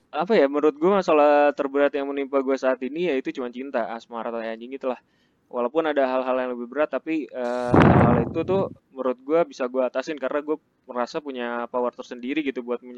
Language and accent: Indonesian; Jakarta, Indonesia; gue kan uh, orangnya termasuk yang jarang pulang padahal kampung gue di Jakarta nah orang-orang tuh biasanya seminggu sekali gitu Eh, pulang ke Jakarta.